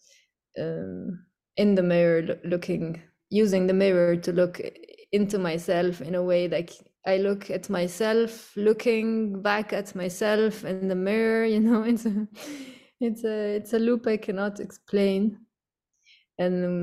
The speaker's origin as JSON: {"language": "English", "town": "Cairo", "region": "Cairo Governorate", "country": "Egypt", "tie": "born or raised there", "moved": "yes", "lives_now": "Beirut, Lebanon", "said": "growing up in Cairo"}